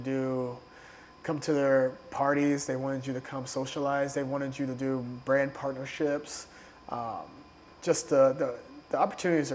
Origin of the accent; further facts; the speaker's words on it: Southern Illinois, United States; moved away as an adult; also born or lived in Chicago, United States; now in New York, United States; I'm from Southern Illinois. Blue-collar family.